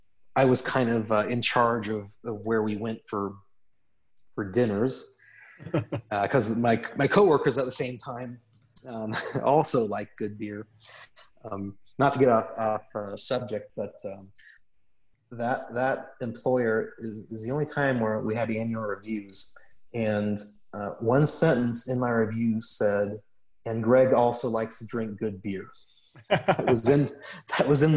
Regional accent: Atlanta, Georgia, United States; I was from Atlanta

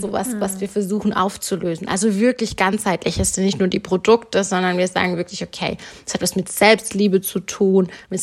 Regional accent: Germany; ich bin in Deutschland geboren und sozialisiert worden

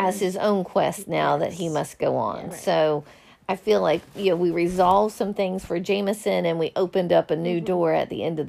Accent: Kansas, United States; I'm from Kansas.

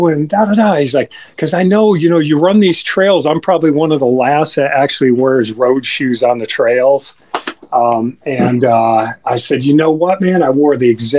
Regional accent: Oshkosh, Wisconsin, United States; now in Florida, United States; I'm from Oshkosh, Wisconsin

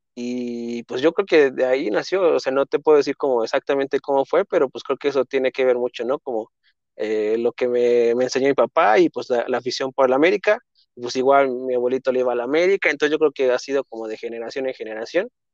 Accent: Mexico City, Mexico; also born or lived in Coahuila; yo nací aquí en la Ciudad de México, ahí en, un viaducto a la altura como de insurgentes más o menos, entonces 100% chilango

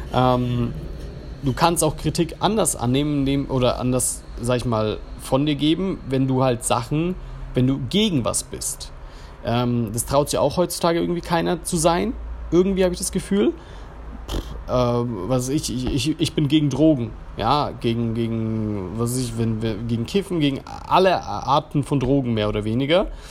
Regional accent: Germany; accent: German; ich habe auf Englisch gesprochen, ich habe einen deutschen Akzent

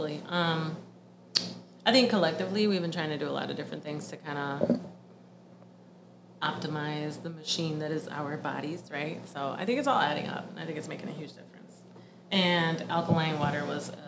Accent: Puerto Rico; moved away; growing up in Puerto Rico

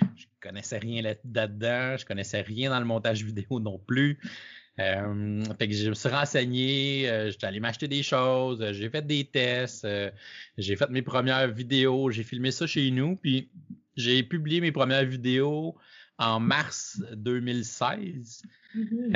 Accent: Canada; je suis un Canadien

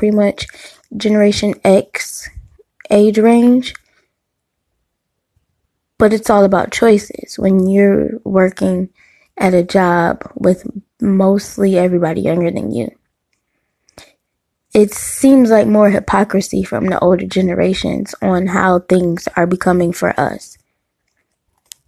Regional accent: Detroit, Michigan, United States; growing up in Detroit and the surrounding suburbs

